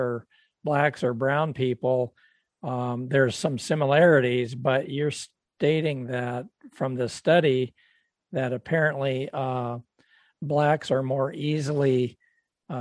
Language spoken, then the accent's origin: English; Tacoma, Washington, United States; I grew up in Tacoma